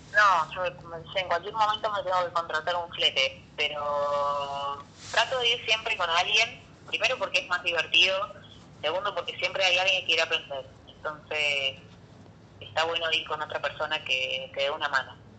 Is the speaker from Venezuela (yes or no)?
no; Corral de Bustos, Córdoba, Argentina; moved away as an adult; also born or lived in Rosario / San Luis; tuve que mudarme a Corral de Bustos, normalmente que es mi pueblo